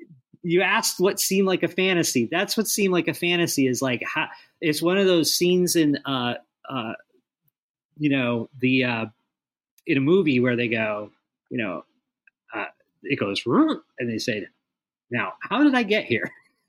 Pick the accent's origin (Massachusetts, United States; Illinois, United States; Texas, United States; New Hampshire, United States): Illinois, United States; Chicago; moved away as an adult; also born or lived in Beijing, China; I'm a kid from Chicago.